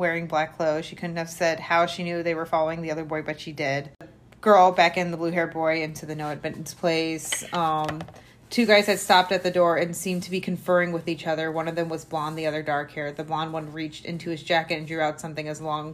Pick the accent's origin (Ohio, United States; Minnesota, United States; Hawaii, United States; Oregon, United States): Ohio, United States; Akron